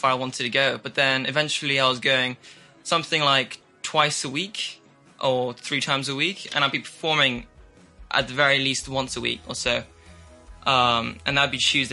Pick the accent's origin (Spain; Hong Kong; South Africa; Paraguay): Hong Kong; I've grown up in Hong Kong my entire life, and I go to international school here, and I'm half Chinese, and I'm half English